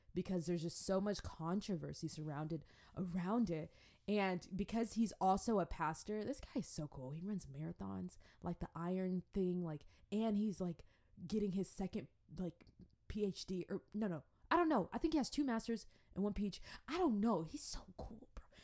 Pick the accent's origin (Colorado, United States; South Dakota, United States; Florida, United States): Florida, United States; Jacksonville; also born or lived in Atlanta / Africa; I think we moved to Jacksonville from Atlanta, um, when I was, like, three